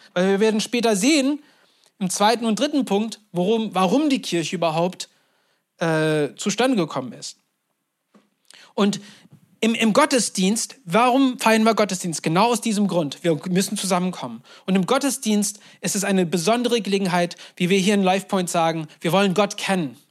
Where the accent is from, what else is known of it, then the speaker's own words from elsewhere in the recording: Turkey; moved away; Ich bin in der Türkei groß geworden